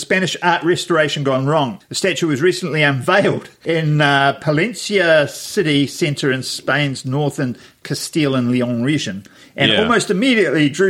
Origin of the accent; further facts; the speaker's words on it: Wellington, New Zealand; my hometown, Wellington